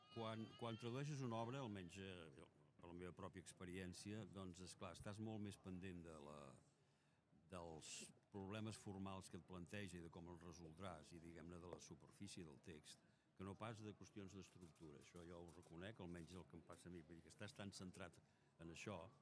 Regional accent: Castellar del Vallès, Catalonia, Spain; quan jo era petit, al meu poble, Castellà del Vallès

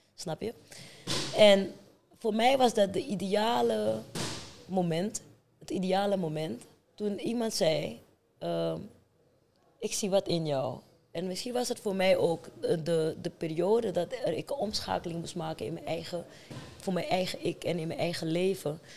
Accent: Amsterdam, North Holland, Netherlands; also born or lived in Paramaribo, Suriname; Ik ben geboren in Paramaribo, maar vanaf mijn tiende getogen in Amsterdam.

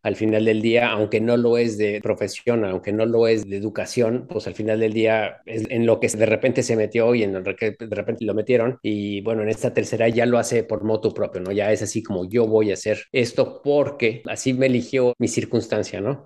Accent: Mexico City, Mexico; now in Texas, United States; sí soy chilango y sí vivo en Texas

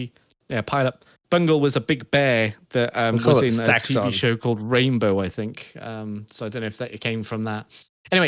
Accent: United Kingdom; we're British.

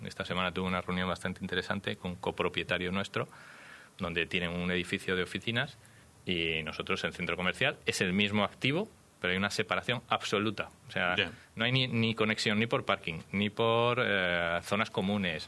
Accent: Badajoz, Extremadura, Spain; Yo soy extremeño, de Badajoz

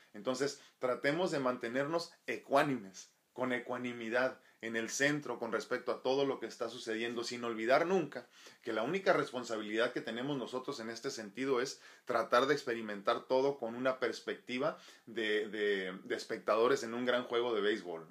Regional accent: Mexico

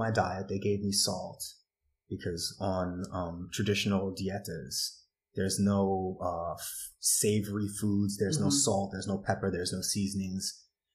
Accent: New York, United States; I'm a New Yorker. Like I'm born yeah. and raised in New York

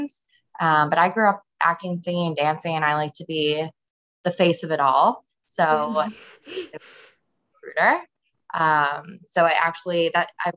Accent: Chicago, Illinois, United States; moved away as an adult; also born or lived in Indiana; now in San Francisco, United States; I am born and raised in Chicago

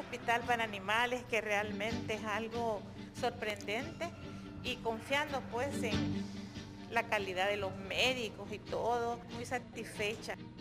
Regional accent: El Salvador; Nuestro país

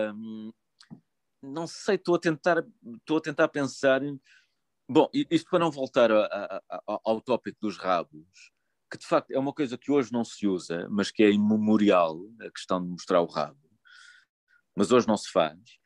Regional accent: Lisbon, Portugal; eu sou de Lisboa

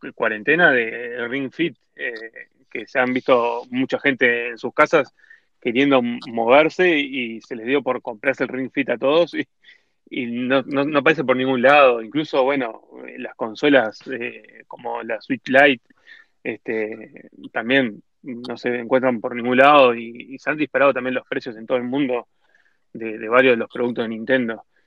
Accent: Uruguay; somos uruguayos

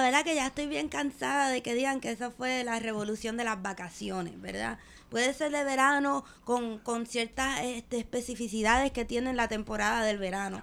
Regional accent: Puerto Rico; le dije que era de Puerto Rico

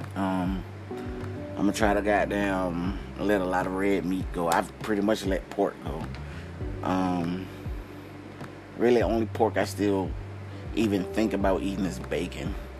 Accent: outside of Atlanta, Georgia, United States; I'm from like outside of Atlanta. I'm from like an hour and 30 minutes outside of Atlanta

